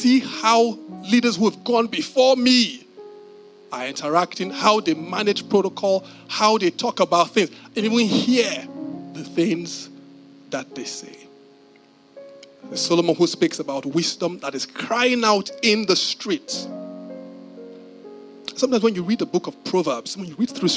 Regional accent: Nigeria; as a Nigerian

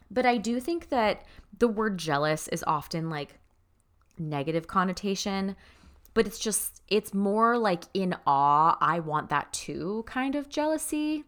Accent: Florida, United States; moved away; growing up in Florida

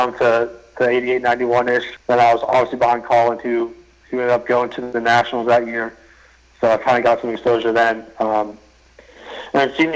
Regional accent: Pittsburgh, Pennsylvania, United States; back home in Pittsburgh

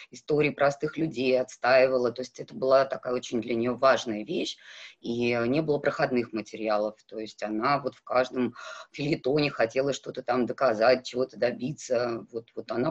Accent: North Caucasus, Russia; Я выросла в селе на Кавказе, а там главная задача девочки выйти замуж хорошо.

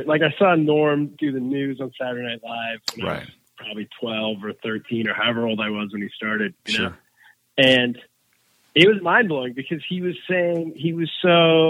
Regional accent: Sacramento, California, United States; moved away as an adult; also born or lived in China; Yeah, I was born in California. I'm Sacramento.

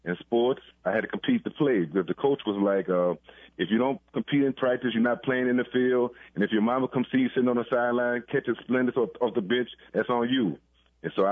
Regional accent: New Orleans, Louisiana, United States; I grew up in the Sixth Ward, the Lafitte Project, so I knew nothing about the Ninth Ward

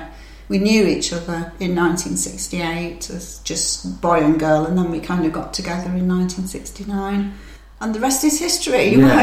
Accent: England, United Kingdom

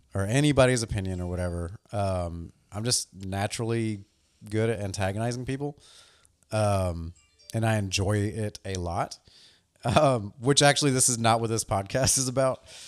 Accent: the South, United States; growing up in the South as a skateboarder

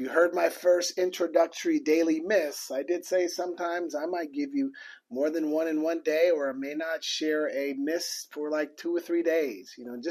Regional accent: Portland, Oregon, United States; I'm from Portland, Oregon, so my entire family is there

